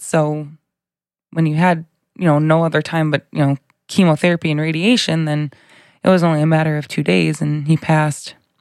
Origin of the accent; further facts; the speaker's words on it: Bolingbrook, Illinois, United States; I grew up in um, Bolingbrook, I guess you could say. I've been there for, I was there for 28 years and then recently moved, but um, born and raised, same place